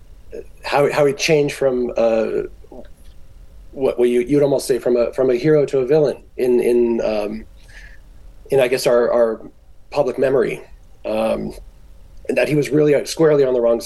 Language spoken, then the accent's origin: English; Orange County, California, United States; I'm from Orange County, California